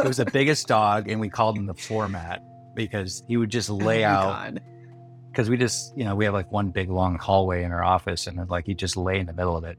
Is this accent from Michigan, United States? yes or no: yes; Milford, Michigan, United States; also born or lived in Detroit, Michigan; now in San Diego, United States; I'm from Detroit and we were out in the boonies. We were in Milford, Michigan